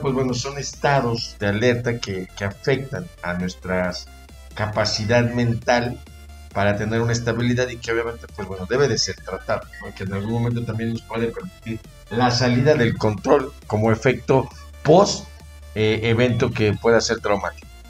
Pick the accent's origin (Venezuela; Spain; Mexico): Mexico; somos mexicanos